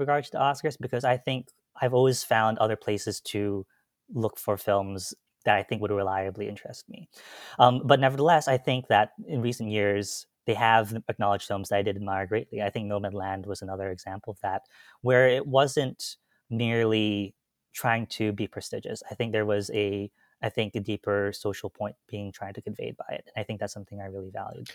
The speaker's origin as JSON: {"language": "English", "town": "Gaithersburg", "region": "Maryland", "country": "United States", "said": "I am from Gaithersburg, Maryland"}